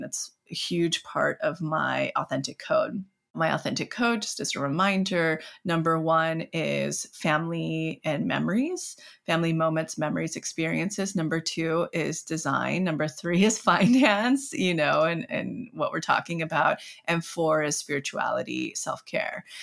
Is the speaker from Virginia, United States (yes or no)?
no; Mariposa, California, United States; my hometown, Mariposa, where I'm from